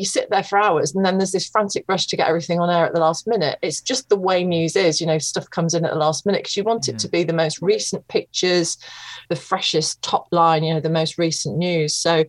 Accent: East Midlands, United Kingdom; So I called my local radio station, which was Radio Leicester, because I'm from Leicestershire, and I'd gone back to live with my mum and dad after university

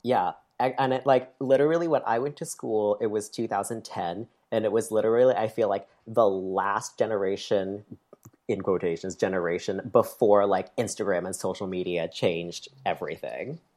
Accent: near Lake Placid, upstate New York, United States; I grew up in upstate New York

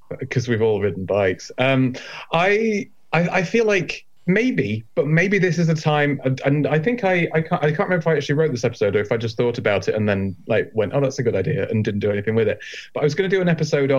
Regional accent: Yorkshire and the Humber, United Kingdom; I'm from Yorkshire

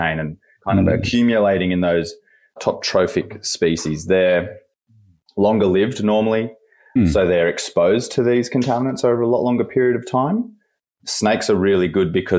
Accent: Sydney, New South Wales, Australia; moved away as an adult; now in Perth, Australia; I'm from Sydney originally.

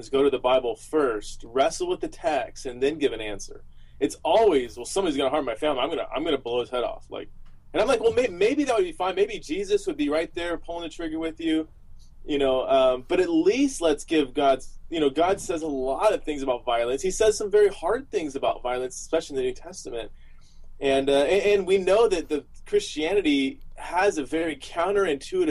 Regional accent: Southern California, United States; I was born and raised in Southern California

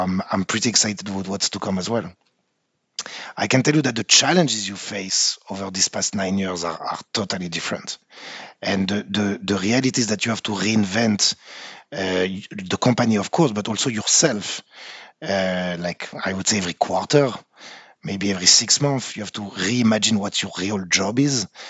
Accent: France; accent: French; English is a second language; moved away as an adult; now in Israel; I'm French. I don't think I can hide it, right, with my accent. Yeah, it's a very big surprise, I know. So grew up in France.

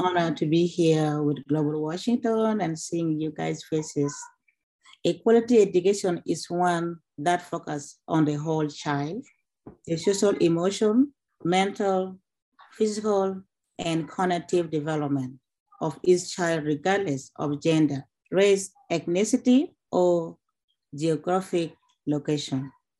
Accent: Acholi, Northern Region, Uganda; moved away as an adult; now in United States; As you are aware that I was born in Uganda, raised in Uganda

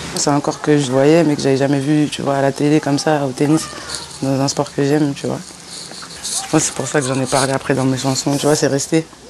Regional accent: Bron, Auvergne-Rhône-Alpes, France; Alors je suis née à, à Bron, à Lyon, tu vois, c'est à côté de Lyon

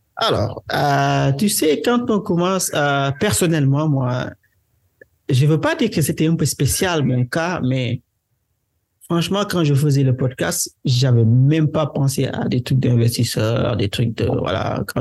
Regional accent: Senegal; first language Wolof; French is a second language; je suis sénégalais, né au Sénégal, grandi au Sénégal

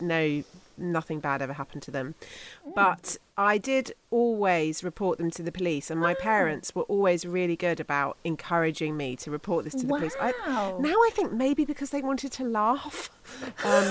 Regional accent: Somerset, South West England, United Kingdom; I was growing up in Somerset, in the southwest of England

